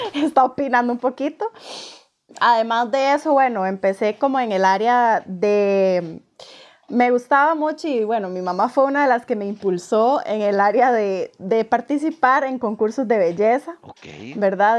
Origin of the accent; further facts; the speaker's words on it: San Ramón, Alajuela, Costa Rica; now in Escazú, Costa Rica; soy oriunda de San Ramón, pero me vine a vivir a Escazú, San José, Escazú de Costa Rica